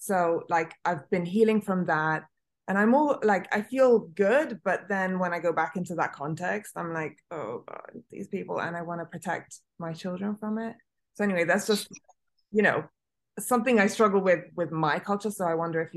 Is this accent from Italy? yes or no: yes; Italy; moved away; I was born and raised in Italy